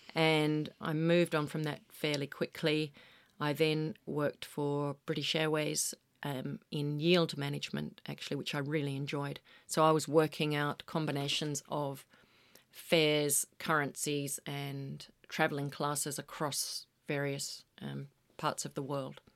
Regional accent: Western Australia, Australia; moved away; being an Aussie kid

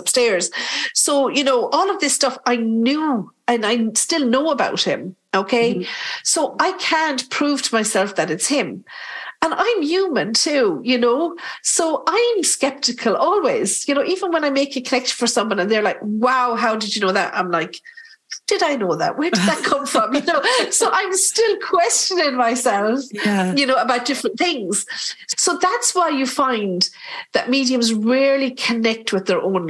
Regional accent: Ireland; We're typical Irish

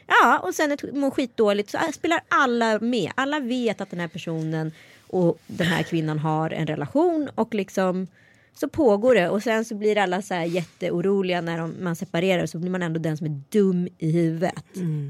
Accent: Strömstad, Västra Götaland, Sweden; att jag var en bra neger i Strömstad

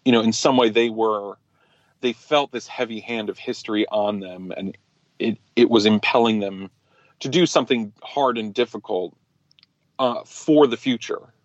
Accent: New Jersey, United States; also born or lived in New York; I was raised in America, in New Jersey, and then in the suburbs in New York

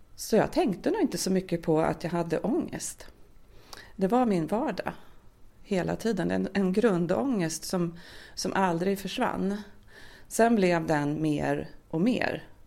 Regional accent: Södertälje, Stockholm County, Sweden; now in Närke, Sweden; Annars är jag uppväxt i Södertälje och utvandrade därifrån eh, förra årtusendet faktiskt, eh, åttionio

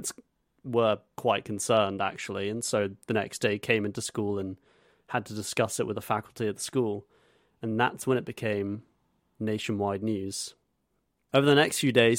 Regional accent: Zimbabwe; moved away; my home country of Zimbabwe

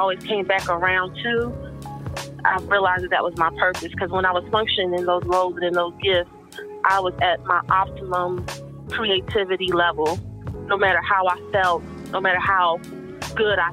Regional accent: Winston-Salem, North Carolina, United States; now in Philadelphia, United States; I grew up in Winston-Salem, North Carolina

